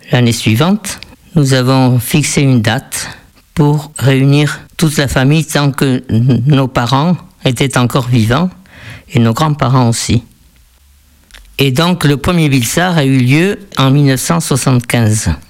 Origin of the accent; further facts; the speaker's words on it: France; also born or lived in Argentina; Je suis née en Argentine. Mes parents étaient des Pays Basque français. Nous sommes euh, rentrés en France avec mes frères et sœurs. J'avais 10 ans quand je suis rentré.